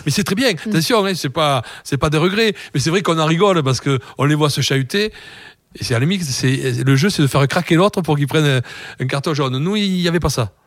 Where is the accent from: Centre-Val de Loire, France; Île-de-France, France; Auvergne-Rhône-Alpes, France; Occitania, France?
Occitania, France; Toulouse; je suis toulousain